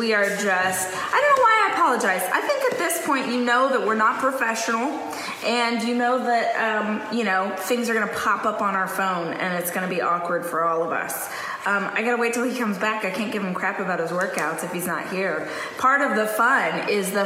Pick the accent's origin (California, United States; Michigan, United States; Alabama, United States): California, United States; now in Austin, United States; we're from California